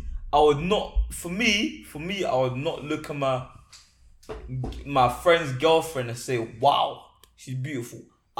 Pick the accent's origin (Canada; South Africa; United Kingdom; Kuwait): United Kingdom; London; I'm from London.